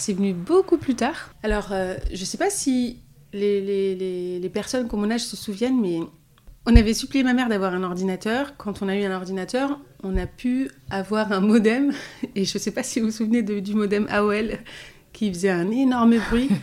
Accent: Orly, Île-de-France, France; j'ai grandi dans un quartier à Orly, dans le Val-de-Marne

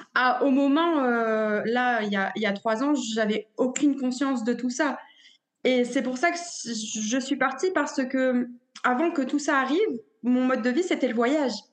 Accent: a small village near Dunkirk, Hauts-de-France, France; moved away as an adult; now in Mexico; je viens du nord de la France, originaire d'un petit village euh, près de Dunkerque

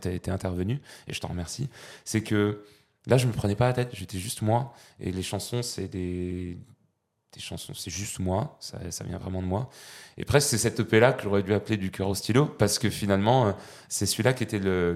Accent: Pyrenees, France; also born or lived in Val-de-Marne; now in Versailles, France; loin de nos Pyrénées, qui, me manque bien

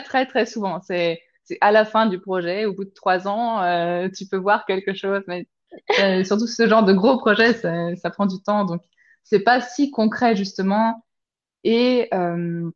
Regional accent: Lyon, Auvergne-Rhône-Alpes, France; moved away as an adult; also born or lived in Chartres / south of Paris / Bourg-en-Bresse / Clermont-Ferrand; now in Zurich, Switzerland; on a fini par s'établir sur Lyon.

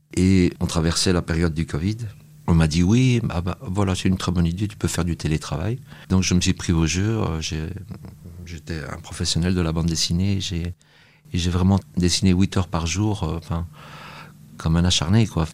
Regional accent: Brussels, Brussels-Capital Region, Belgium; J'ai grandi à Saint-Gilles, euh, une commune de, de Bruxelles

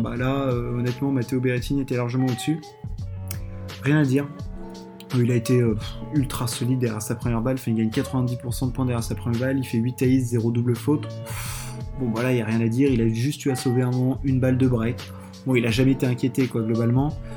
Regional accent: France; chez nous en France

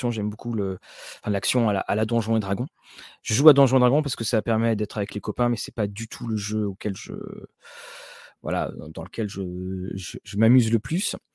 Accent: Caen, Normandy, France; on, jouait à Orléans et moi, je venais de Caen.

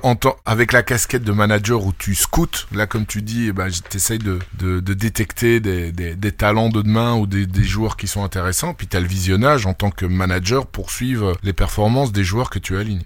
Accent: Belgium; chez nous en Belgique

